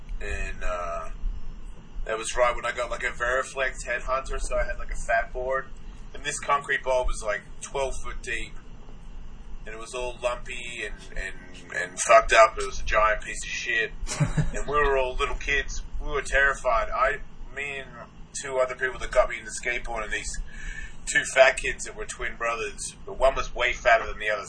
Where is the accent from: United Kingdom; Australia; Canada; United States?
Australia; Melbourne, Victoria; Melbourne, Australia.